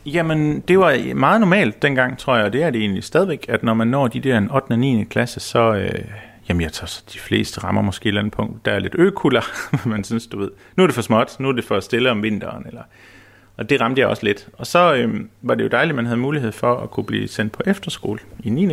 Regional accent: Samsø, Central Denmark Region, Denmark; jeg er født og opvokset heroppe på Samsø

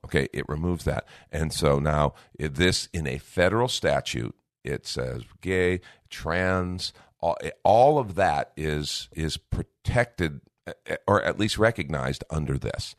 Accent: United States; I'm first a Christian, then I'm an American

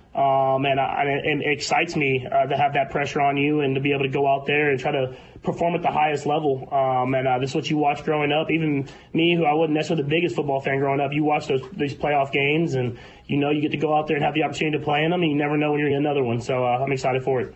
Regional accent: Texas, United States; moved away as an adult; now in Kansas City, United States; I grew up in Texas

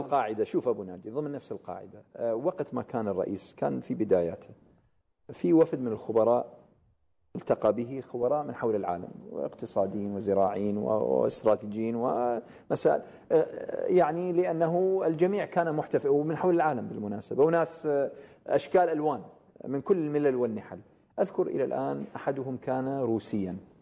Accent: Iraq; أنا عراقي

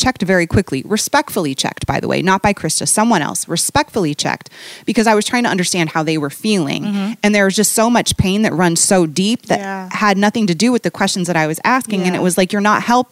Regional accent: Bellevue, Washington, United States; also born or lived in Baltimore / Manhattan, New York; now in Chicago, United States; I grew up in Seattle, in a suburb outside of Seattle called Bellevue

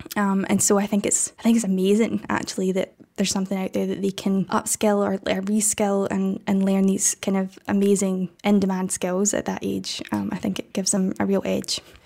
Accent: Scotland, United Kingdom; accent: Scottish; got rejected from every art school in the country, which was Scotland, if you can't tell from my accent

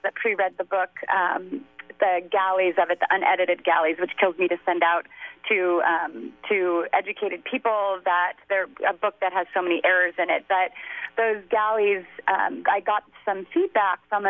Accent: California, United States; also born or lived in Waltham, Massachusetts; I was raised in California.

